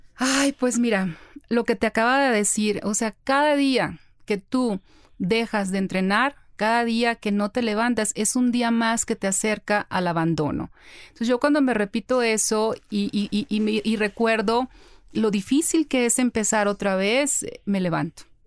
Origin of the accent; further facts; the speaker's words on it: Ciudad Obregón, Sonora, Mexico; yo soy de Ciudad Obregón, Sonora